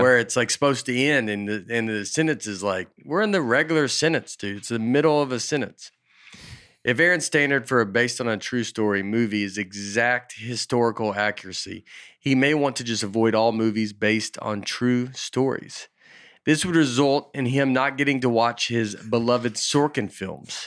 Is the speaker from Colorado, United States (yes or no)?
no; Old Hickory, Tennessee, United States; I'm just from Old Hickory